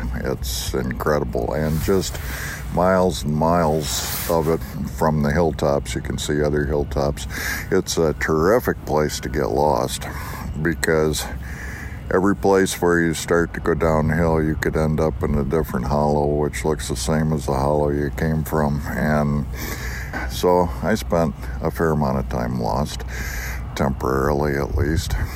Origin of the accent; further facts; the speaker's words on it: western New York, United States; also born or lived in Montana; now in Missoula, United States; I grew up in western New York